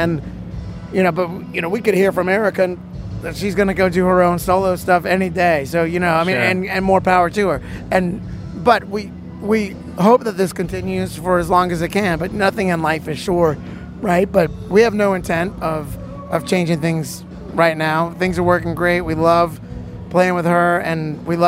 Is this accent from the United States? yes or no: yes; New Orleans, Louisiana, United States; I'm from New Orleans.